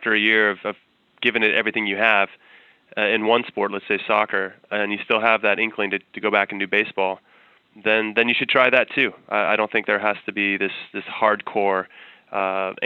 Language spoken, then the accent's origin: English; Temple City, California, United States; camp in Southern California where I grew up in Temple City